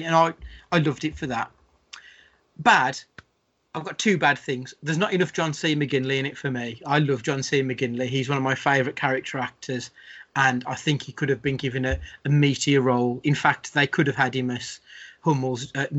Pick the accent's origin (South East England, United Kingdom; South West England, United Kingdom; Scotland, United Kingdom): Scotland, United Kingdom; as a Scottish person, the Scottish people I know